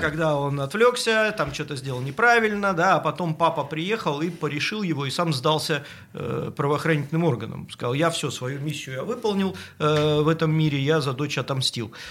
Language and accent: Russian; Saint Petersburg, Russia; мы, как истинные петербуржцы, которые тут родились и не в первом поколении